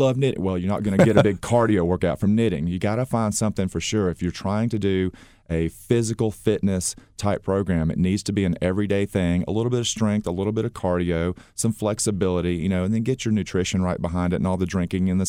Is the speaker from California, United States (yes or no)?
no; Gainesville, Georgia, United States; Born and raised, Gainesville, Georgia